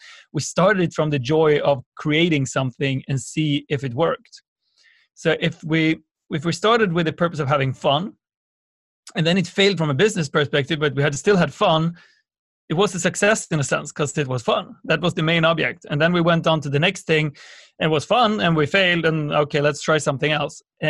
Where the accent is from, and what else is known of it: Sweden; born or raised there